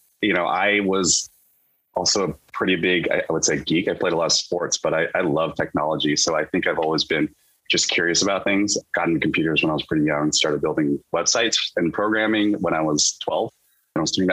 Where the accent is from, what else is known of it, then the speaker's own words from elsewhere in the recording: Davis, California, United States; moved away as an adult; also born or lived in Irvine, California; now in Seattle, United States; I grew up, as you mentioned in the intro, in a city called Davis, California